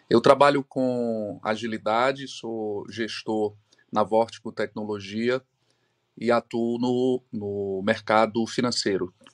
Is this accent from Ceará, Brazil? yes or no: yes; Fortaleza, Ceará, Brazil; sou de Fortaleza.